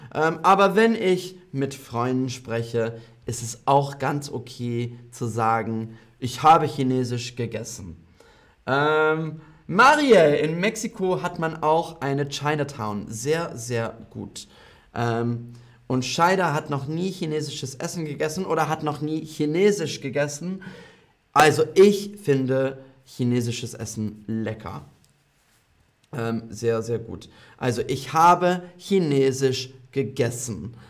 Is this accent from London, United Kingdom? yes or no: yes; London, United Kingdom; German is a second language; now in Berlin, Germany; London ist meine Heimatstadt